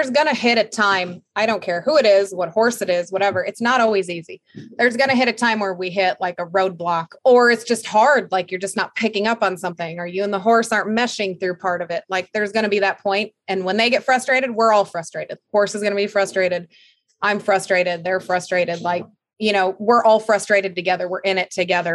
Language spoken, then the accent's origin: English; Minnesota, United States; moved away; I grew up skiing in Minnesota, snowmobiling and skiing